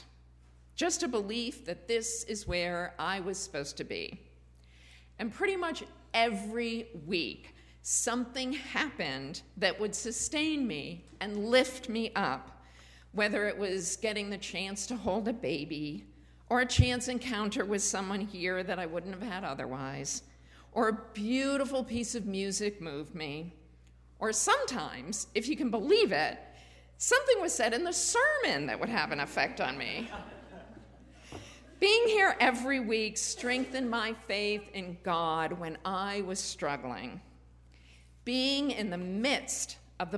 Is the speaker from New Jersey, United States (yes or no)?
no; Springfield, Massachusetts, United States; There was also court-ordered busing in Springfield, Massachusetts, where I grew up